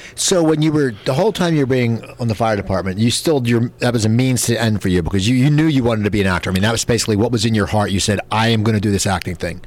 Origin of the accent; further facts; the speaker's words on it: Cherry Hill, New Jersey, United States; I grew up in New Jersey, out near uh, in Cherry Hill, near Philadelphia